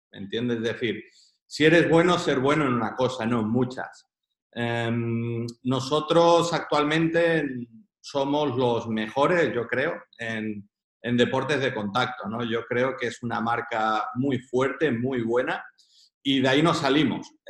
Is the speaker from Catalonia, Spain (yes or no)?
yes; Girona, Catalonia, Spain; Mm, yo soy de Girona.